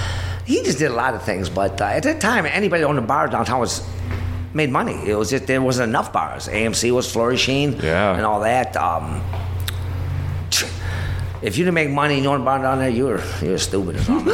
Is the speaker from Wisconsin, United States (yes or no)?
yes; Kenosha, Wisconsin, United States; What area? Roosevelt Park area. Roosevelt Road, 32nd Roosevelt.